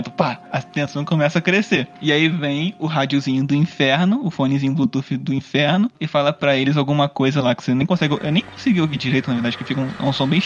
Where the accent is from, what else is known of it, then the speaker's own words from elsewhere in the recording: South Region, Brazil; nós somos do sul do Brasil, é colonização de alemães e tal, uhum. europeus.